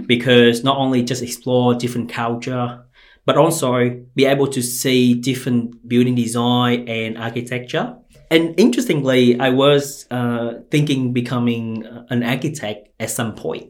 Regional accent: Ho Chi Minh City, Vietnam; moved away as an adult; now in Australia; I grew up in Chinatown in Ho Chi Minh City of Vietnam

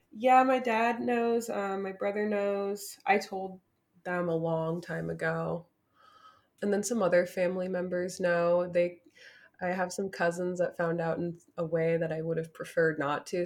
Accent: Newark, New Jersey, United States; I'm from around the Newark area

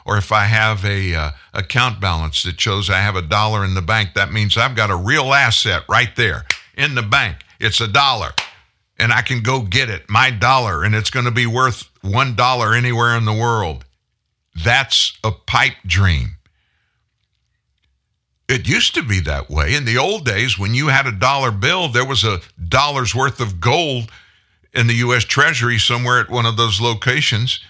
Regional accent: United States; I'm American

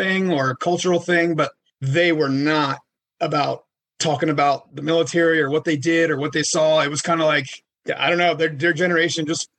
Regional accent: Washington, District of Columbia, United States; I'm from Washington, D.C.

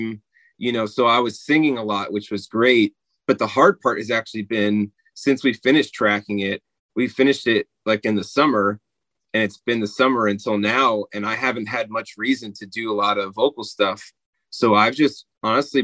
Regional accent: New Jersey, United States; I'm in New Jersey. That's where I grew up

